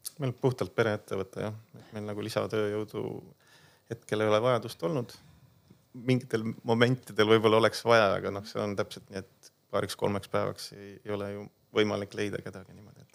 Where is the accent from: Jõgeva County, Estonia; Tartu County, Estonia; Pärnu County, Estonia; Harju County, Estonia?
Jõgeva County, Estonia; Põltsamaa; me tegelikult oleme ise Põltsamaalt pärit, küll tegelikult linnalapsed